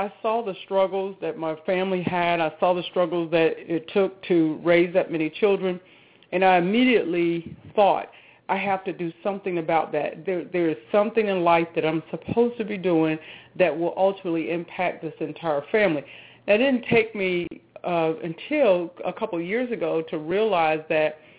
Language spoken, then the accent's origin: English; Charlotte, North Carolina, United States; moved away as an adult; I'm from the Charlotte, North Carolina area. Yeah, in Charlotte. So most of the family still, lives that reside in Charlotte, but that's where I grew up